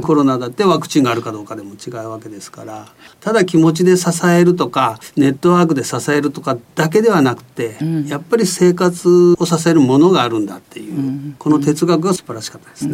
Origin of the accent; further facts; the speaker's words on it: Yame, Fukuoka, Japan; moved away; also born or lived in Kitakyushu / Kagoshima Prefecture; 出身はあの福岡県の南の方の八女地方というところの出身